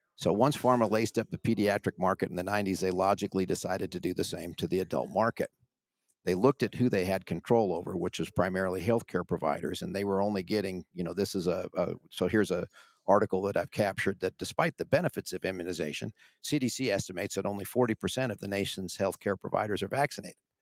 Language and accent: English; Washington, United States; also born or lived in California; I moved from California to Washington